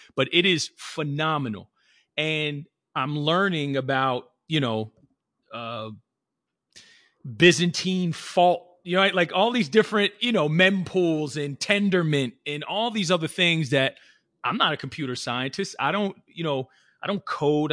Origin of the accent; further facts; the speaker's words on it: New Jersey, United States; born and raised in New Jersey